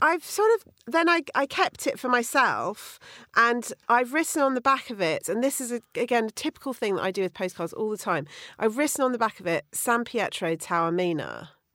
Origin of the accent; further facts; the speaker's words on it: Bruton, South West England, United Kingdom; growing up in Bruton in Somerset